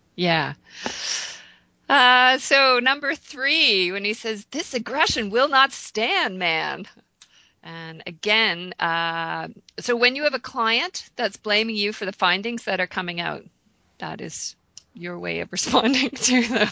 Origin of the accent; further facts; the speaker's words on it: Canada; I'm Canadian